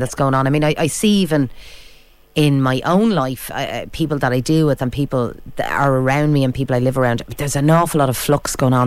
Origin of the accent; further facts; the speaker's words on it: Ireland; We're Irish